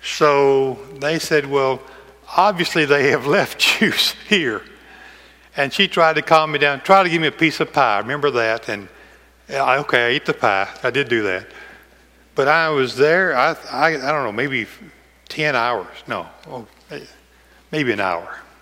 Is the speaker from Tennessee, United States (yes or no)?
yes; McEwen, Tennessee, United States